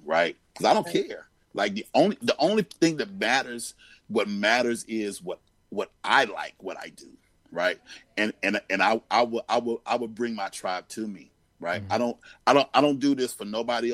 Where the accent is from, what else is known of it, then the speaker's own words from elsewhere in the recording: Greensboro, North Carolina, United States; I grew up in Greensboro, North Carolina.